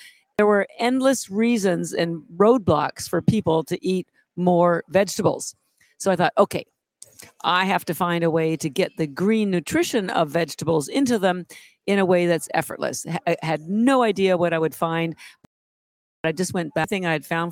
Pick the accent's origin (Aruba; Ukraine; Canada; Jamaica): Canada; moved away as an adult; now in Boston, United States; I'm actually Canadian